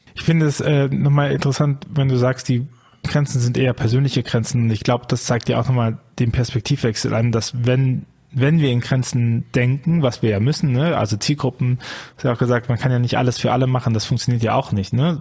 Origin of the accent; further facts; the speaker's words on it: Bonn, North Rhine-Westphalia, Germany; Ich komme ja auch aus Bonn